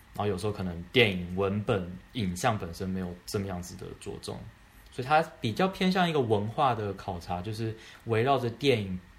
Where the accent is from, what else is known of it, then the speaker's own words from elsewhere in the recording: Taiwan; moved away as an adult; now in New York, United States; 我是来自台湾